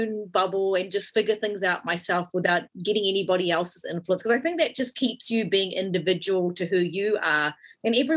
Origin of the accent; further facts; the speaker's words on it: New Zealand; growing up in New Zealand as a kid